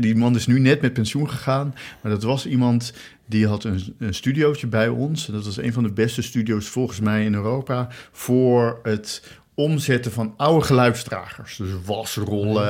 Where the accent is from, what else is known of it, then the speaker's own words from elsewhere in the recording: Rotterdam, South Holland, Netherlands; ik ben geboren in Rotterdam